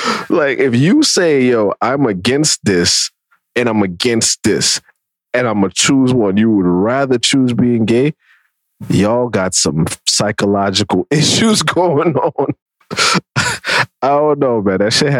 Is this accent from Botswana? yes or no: no; Jamaica; As a Jamaican, I am horrified.